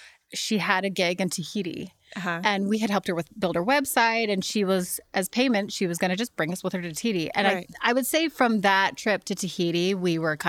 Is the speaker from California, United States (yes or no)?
no; Denver, Colorado, United States; moved away; I'm from Denver, Colorado. And it's funny you say that because my, like, upbringing could not be more stereotypical, you know, upper middle class white girl from Denver, Colorado. You know, like my dad worked a 9-to-5. I had a stay at home mom.